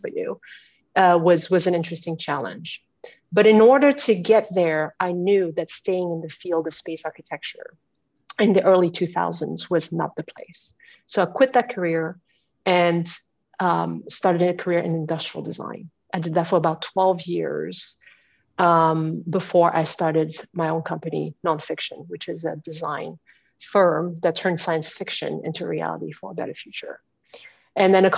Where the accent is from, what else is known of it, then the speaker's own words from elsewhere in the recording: France; moved away as an adult; also born or lived in Houston, United States; now in United States; I was born and raised in France